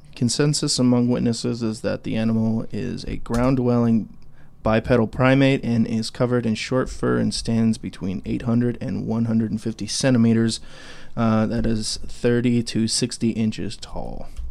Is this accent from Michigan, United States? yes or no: no; Idaho, United States; now in Clarksville, United States; we live here in Tennessee, Clarksville, Tennessee. Um, but we're both from Idaho.